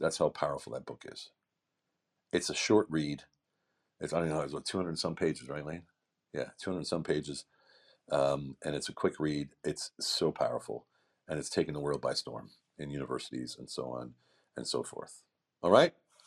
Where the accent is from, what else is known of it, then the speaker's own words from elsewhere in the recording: United States; moved away as an adult; now in Hungary; a guy who lives in a small village in the middle of central Hungary, far from my client base, far from my home country of America